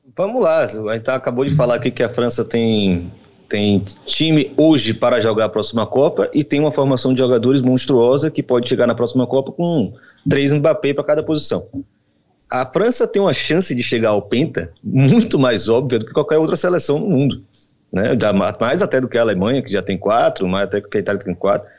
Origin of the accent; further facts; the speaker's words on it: Salvador, Bahia, Brazil; now in Rio de Janeiro, Brazil; eu sou de Salvador